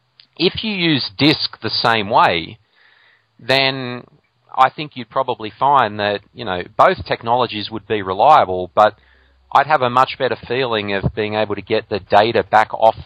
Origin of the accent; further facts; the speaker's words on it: Australia; my home country of Australia